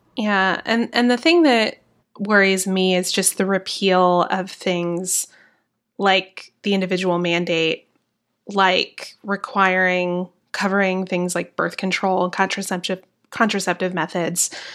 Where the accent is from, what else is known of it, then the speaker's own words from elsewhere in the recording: the South, United States; accent: Southern; I'm from the South